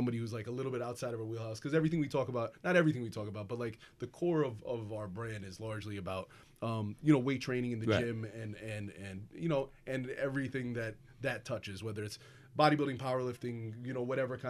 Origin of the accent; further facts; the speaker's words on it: Atlantic City, New Jersey, United States; We're from originally from the Atlantic City area.